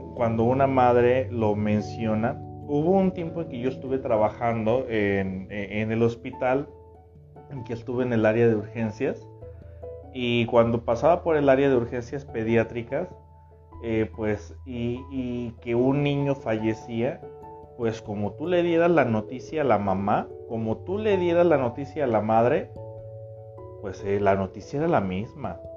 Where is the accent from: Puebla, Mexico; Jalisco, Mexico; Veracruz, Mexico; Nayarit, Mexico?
Nayarit, Mexico; Tepic; Yo también soy de aquí, de Tepic